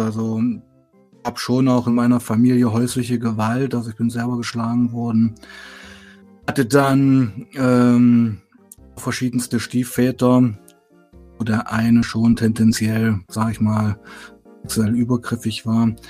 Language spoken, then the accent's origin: German; Weißenfels, Saxony-Anhalt, Germany; moved away as an adult; also born or lived in Leipzig; bin da geboren, aufgewachsen